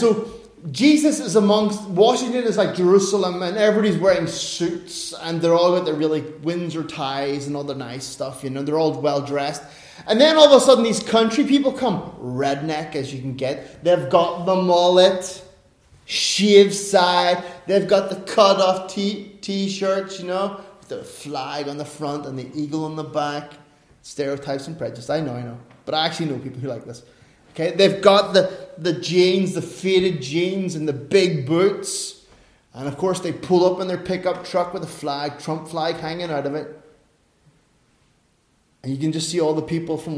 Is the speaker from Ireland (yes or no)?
yes; Ireland; I'm an Irishman